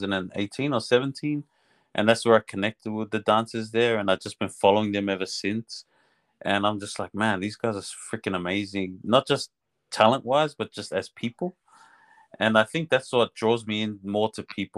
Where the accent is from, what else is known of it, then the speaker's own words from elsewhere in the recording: Melbourne, Victoria, Australia; also born or lived in New Zealand; I was born in New Zealand, but I grew up here in Australia